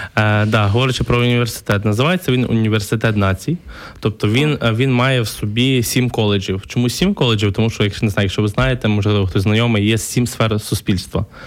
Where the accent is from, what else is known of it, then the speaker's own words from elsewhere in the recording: Lviv Oblast, Ukraine; moved away as an adult; also born or lived in Kyiv, Ukraine; Я, я сам з Львівщини е, переїхав в Київ навчатися в 2009 році. Е, такий з маленького села, затурканий хлопчик